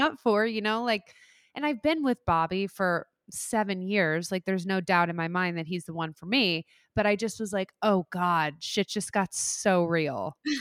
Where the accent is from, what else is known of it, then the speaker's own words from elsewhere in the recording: Midwest, United States; moved away as an adult; also born or lived in Saint Louis; now in New York, United States; I loved growing up in the Midwest